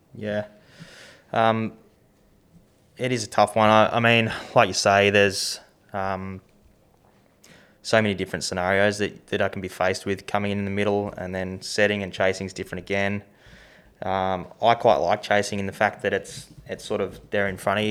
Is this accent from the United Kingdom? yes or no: no; Tasmania, Australia; growing up in Tassie